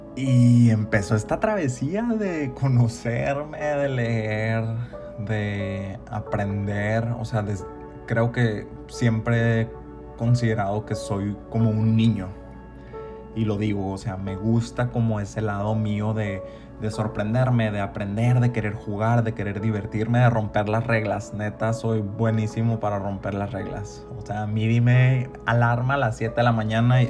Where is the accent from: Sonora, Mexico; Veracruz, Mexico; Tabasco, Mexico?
Sonora, Mexico; Ciudad Obregón; moved away as an adult; also born or lived in Hermosillo / Mexico City; yo me fui de Ciudad Obregón hace siete años